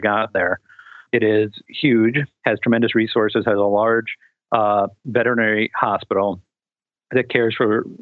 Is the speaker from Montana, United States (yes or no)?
no; New York City, New York, United States; moved away; also born or lived in Colorado; I grew up in New York City